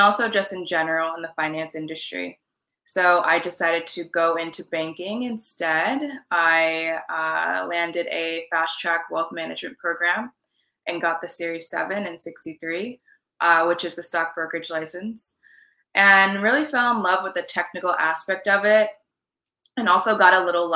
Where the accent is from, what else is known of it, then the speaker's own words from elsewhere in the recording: California, United States; also born or lived in New York / Washington, D.C. / Maine / Jamaican and Trinidadian ancestry; now in Miami, United States; So I was actually born in New York and I grew up in California